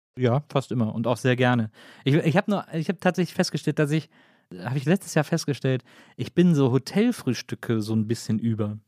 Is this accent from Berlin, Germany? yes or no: no; Wesseling, North Rhine-Westphalia, Germany